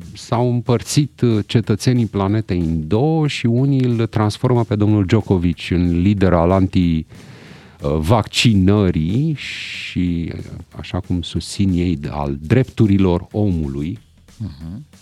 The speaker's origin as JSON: {"language": "Romanian", "country": "Romania", "said": "noi românii"}